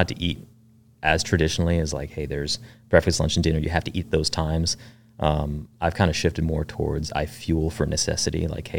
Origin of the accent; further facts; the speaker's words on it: Lancaster, Pennsylvania, United States; also born or lived in Fort Bragg; I was born there while my dad was going through the Q course. He was a team guy as well.